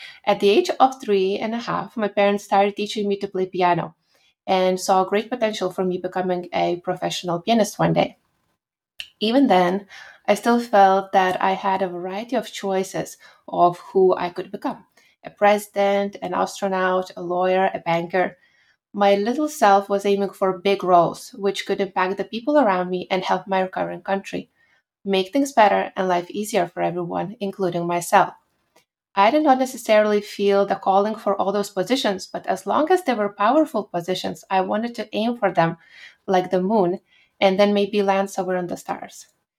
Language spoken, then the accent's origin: English; Lithuania; So Lithuania is a small country and we've been occupied many times and for long periods of time.